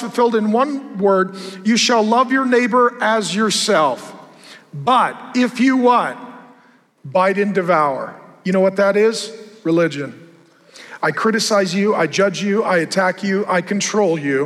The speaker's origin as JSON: {"language": "English", "region": "West Coast", "country": "United States", "said": "I come from the West Coast."}